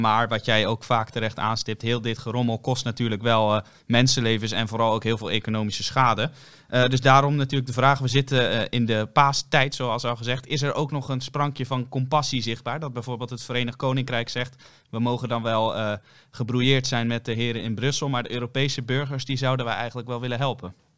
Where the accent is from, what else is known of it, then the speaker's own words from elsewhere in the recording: Netherlands; wij zijn toch Nederlanders